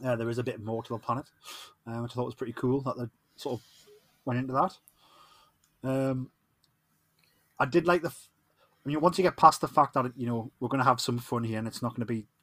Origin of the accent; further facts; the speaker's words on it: Newcastle upon Tyne, North East England, United Kingdom; accent: Geordie; I'm the Geordie